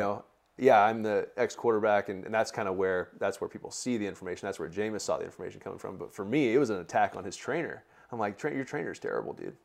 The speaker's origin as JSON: {"language": "English", "town": "Bakersfield", "region": "California", "country": "United States", "tie": "born or raised there", "also_born_or_lived": "Fresno", "said": "I grew up in Bakersfield."}